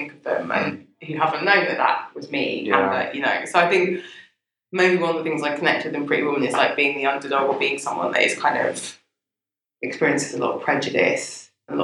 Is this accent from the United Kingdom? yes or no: yes; London, United Kingdom; I grew up in Brixton before it was gentrified.